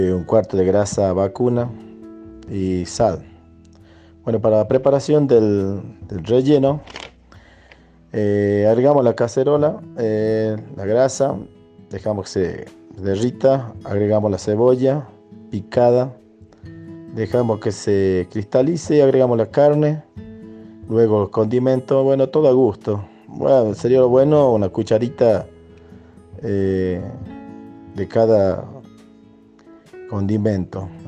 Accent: San José, Catamarca, Argentina; Soy de San José, Santa María, Catamarca. Soy nacido, bueno, criado aquí en San José.

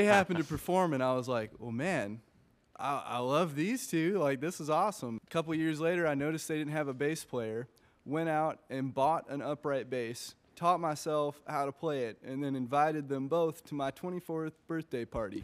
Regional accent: Greensboro, North Carolina, United States; moved away as an adult; now in Nashville, United States; I'm originally from Greensboro, North Carolina.

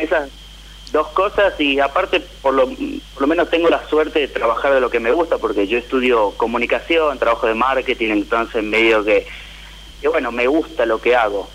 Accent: San Miguel de Tucumán, Tucumán, Argentina; de San Miguel de Tucumán

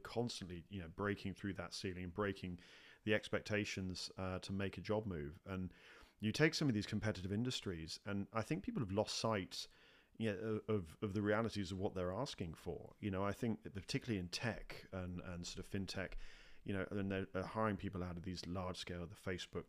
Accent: United Kingdom; moved away as an adult; now in United States; my own experiences in the UK and obviously coming over to the US as a Brit

